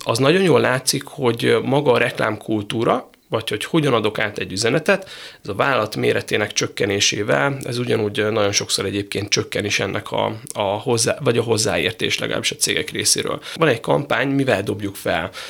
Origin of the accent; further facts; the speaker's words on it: Szeged, Csongrád-Csanád, Hungary; én ugye Szegedről jöttem